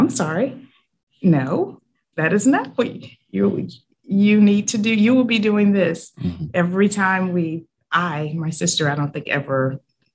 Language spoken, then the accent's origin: English; Montezuma, Georgia, United States; moved away as an adult; now in Savannah, United States; I grew up in Montezuma, Georgia, which is a very small town in what I like to call lower middle Georgia.